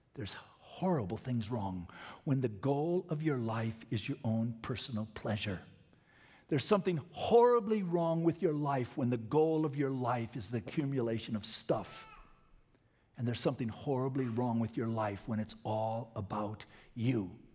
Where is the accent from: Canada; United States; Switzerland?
United States